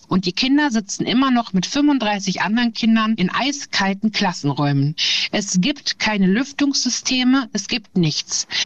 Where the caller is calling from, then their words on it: Meerbusch, North Rhine-Westphalia, Germany; ich komme aus Meerbusch